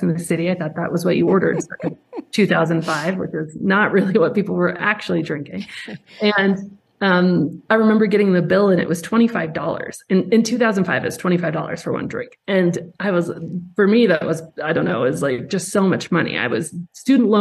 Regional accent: Colorado, United States; I grew up in Colorado in the mountains

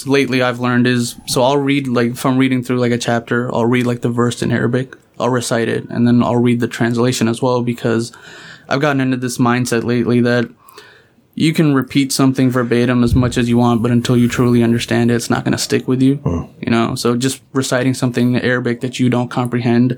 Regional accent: Punjab, Pakistan; first language Punjabi; English is a second language; now in United States; I'm from Pakistan. I was born in Pakistan.

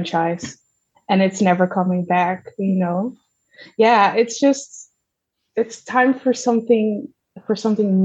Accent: Zeeland, Netherlands; I grew up in Zeeland

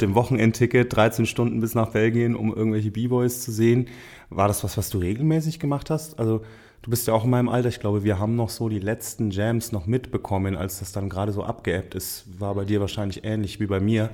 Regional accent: Franconia, Bavaria, Germany; moved away as an adult; now in Cologne, Germany; für mich als Franke

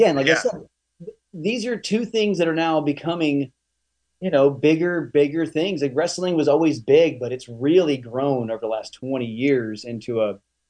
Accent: the South, United States; I'm from the South again.

